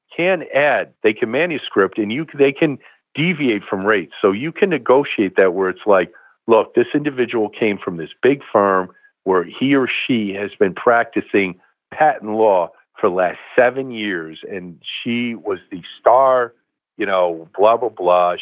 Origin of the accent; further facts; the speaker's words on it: Bangor, Maine, United States; I was born in Bangor, Maine